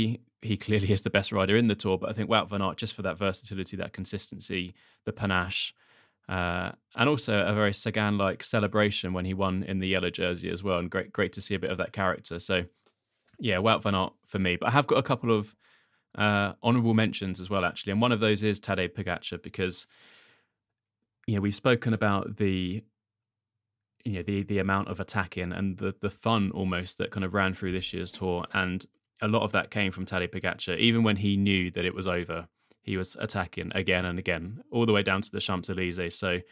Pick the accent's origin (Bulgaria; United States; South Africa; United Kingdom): United Kingdom; partly as a Brit